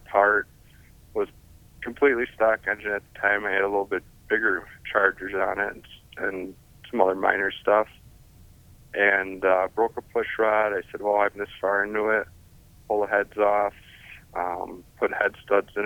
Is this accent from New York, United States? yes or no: no; Hubertus, Wisconsin, United States; I'm from Hubertus, Wisconsin, which is about 20 miles north of Milwaukee